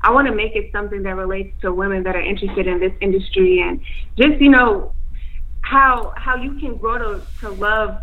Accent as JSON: {"language": "English", "town": "Chicago", "region": "Illinois", "country": "United States"}